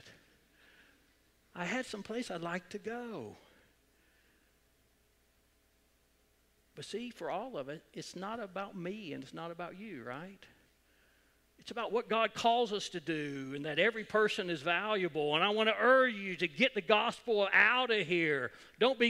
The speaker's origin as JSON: {"language": "English", "town": "Edmond", "region": "Oklahoma", "country": "United States", "tie": "born or raised there", "said": "I grew up in Edmond when Deer Creek was a Class B school"}